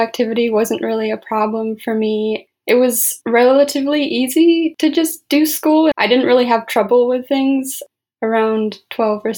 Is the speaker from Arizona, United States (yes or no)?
no; Chicago, Illinois, United States; moved away as an adult; now in Madison, United States; I grew up in the suburbs of Chicago. Right now I live in Madison, Wisconsin